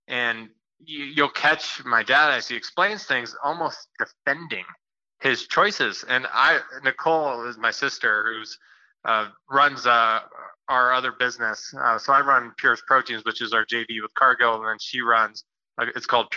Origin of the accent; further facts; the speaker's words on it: Iowa, United States; I grew up in Iowa